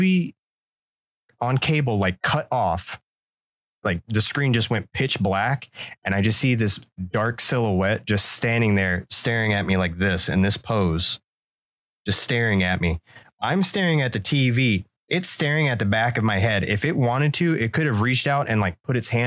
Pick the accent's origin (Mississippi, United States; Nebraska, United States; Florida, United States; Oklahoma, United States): Florida, United States; I lived in a haunted house growing up in Florida